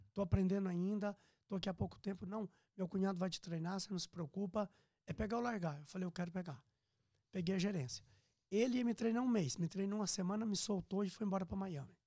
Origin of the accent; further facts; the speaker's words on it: Piracicaba, São Paulo, Brazil; moved away as an adult; also born or lived in Minas Gerais; now in Orlando, United States; eu sou mineiro, natural, Sim. né? Mas eu fui uhum. criado em Piracicaba, São Paulo, depois morei em São Paulo